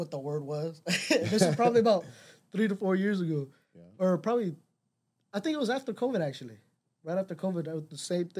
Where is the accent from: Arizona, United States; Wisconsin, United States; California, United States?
California, United States; Los Angeles; moved away; It's hard because I came from Cali. I was born in Los Angeles. So I came over here. I only had my immediate family.